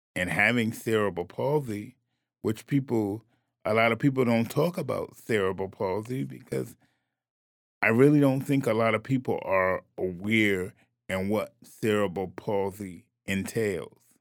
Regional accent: New Haven, Connecticut, United States; I'm born and raised in New Haven, Connecticut, went to New Haven schools

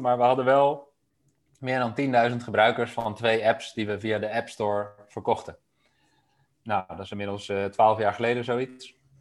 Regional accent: Amsterdam, North Holland, Netherlands; moved away as an adult; also born or lived in Delft; Ik kwam zelf uit Amsterdam.

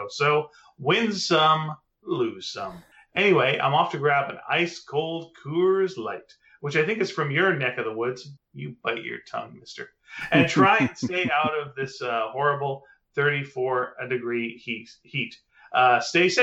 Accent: the East, Eastern Canada, Canada; moved away; I'm from the East originally

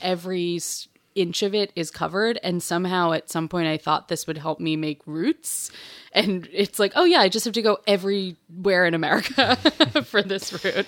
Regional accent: New York City, New York, United States; also born or lived in Marfa, Texas; I grew up in Bay Ridge

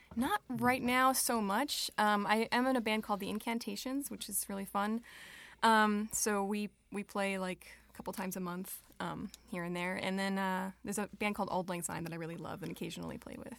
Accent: Long Island, New York, United States; moved away as an adult; also born or lived in Brooklyn, New York; now in Rochester, United States; raised on Long Island

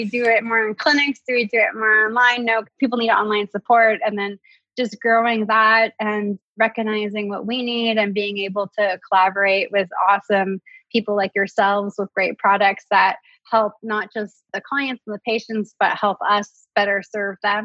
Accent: Canada; as a Canadian

